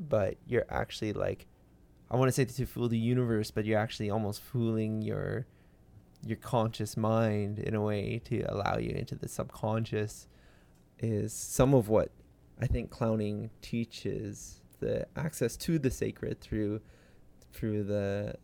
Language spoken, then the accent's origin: English; Victoria, British Columbia, Canada; I am from Victoria, BC, and grew up there